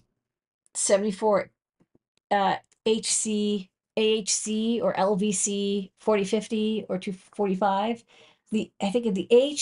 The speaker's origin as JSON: {"language": "English", "town": "Boston", "region": "Massachusetts", "country": "United States", "moved": "as an adult", "lives_now": "New York City, United States", "said": "I'm from Boston"}